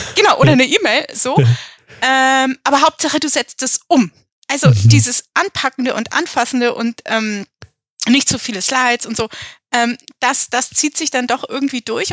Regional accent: Allgäu, Bavaria, Germany; also born or lived in Westphalia; now in Munich, Germany; auch wenn ich hier nicht wirklich aufgewachsen bin, sondern im Allgäu und komme gebürtig aus Westfalen

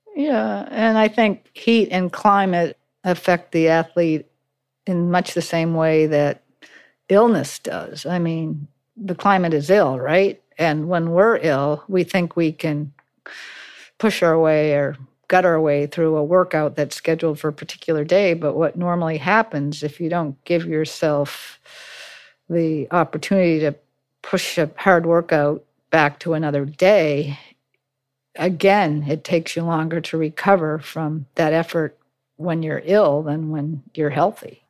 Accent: Cape Elizabeth, Maine, United States; my hometown of Cape Elizabeth

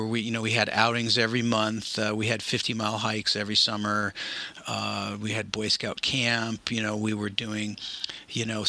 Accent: Seattle, Washington, United States; I grew up in Seattle

